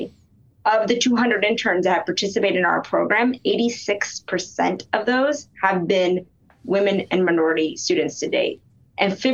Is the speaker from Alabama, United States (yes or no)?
yes; Alabama, United States; moved away; I'm a daughter of Indian immigrants, and I grew up in Alabama